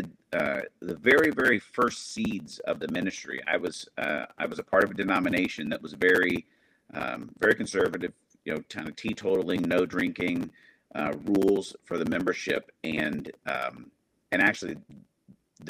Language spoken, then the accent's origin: English; Arizona, United States; moved away as an adult; also born or lived in Indiana; I grew up in Arizona, moved from there to Indiana to go to college